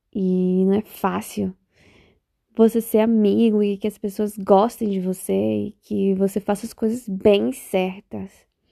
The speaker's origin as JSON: {"language": "Portuguese", "region": "Bahia", "country": "Brazil", "moved": "yes", "lives_now": "Spain", "said": "eu sou baiana. Para quem não sabe, baiana. E não baiana de Salvador, baiana de outro lugar. Da Bahia também."}